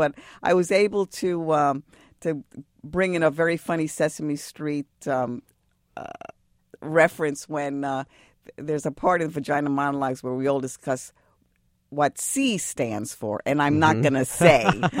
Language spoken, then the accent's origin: English; Bronx, New York, United States; I was a kid from the Bronx.